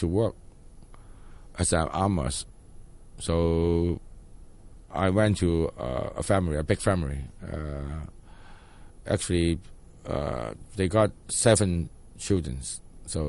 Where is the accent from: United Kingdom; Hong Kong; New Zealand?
Hong Kong; I was born in Sha Kai Wan.